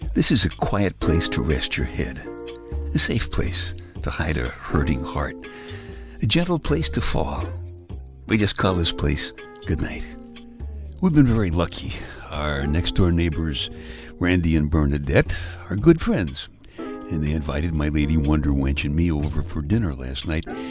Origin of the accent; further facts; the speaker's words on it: Brooklyn, New York, United States; my hometown, Brooklyn